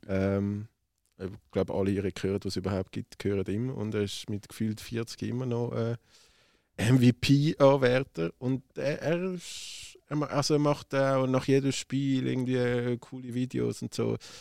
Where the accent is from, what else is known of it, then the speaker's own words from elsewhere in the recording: Switzerland; bei uns in der Schweiz